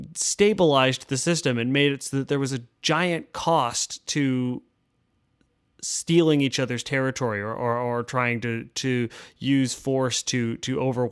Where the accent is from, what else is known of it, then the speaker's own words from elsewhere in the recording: United States; as an American